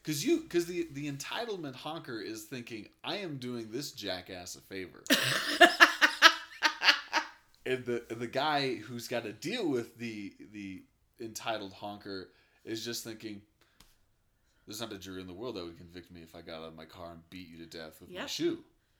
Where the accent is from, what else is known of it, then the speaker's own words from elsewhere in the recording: Denver, Colorado, United States; also born or lived in Sacramento / Michigan; I was born in Denver, moved to Sacramento, California, from Michigan, did a lot of bouncing around as a young kid. Then we came back to Denver